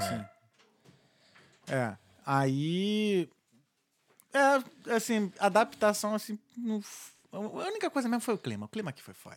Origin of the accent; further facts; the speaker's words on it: Rio de Janeiro, Brazil; moved away as an adult; now in Ireland; sou muito brasileiro, sou muito carioca